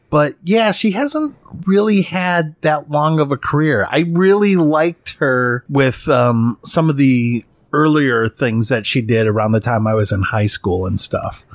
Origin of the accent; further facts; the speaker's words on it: Midwest of the United States, United States; I'm from the Midwest of the United States.